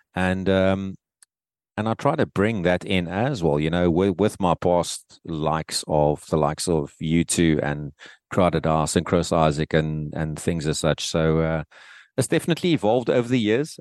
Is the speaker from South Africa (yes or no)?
yes; Cape Town, Western Cape, South Africa; back here in my hometown, in, in Cape Town.